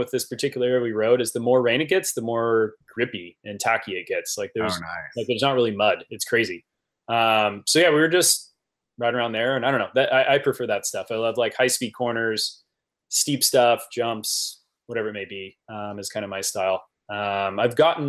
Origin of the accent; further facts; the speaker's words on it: Napa, California, United States; my hometown of Napa